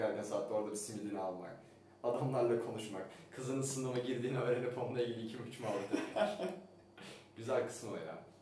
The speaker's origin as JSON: {"language": "Turkish", "region": "Istanbul", "country": "Turkey", "tie": "born or raised there", "said": "Ben doğma büyüme İstanbul'da büyüsem"}